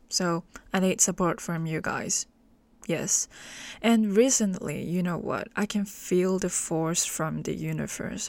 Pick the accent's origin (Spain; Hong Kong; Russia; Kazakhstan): Hong Kong; English is a second language; I'm from Hong Kong.